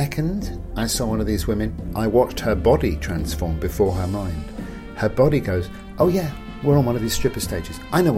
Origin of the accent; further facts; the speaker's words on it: England, United Kingdom; I'm English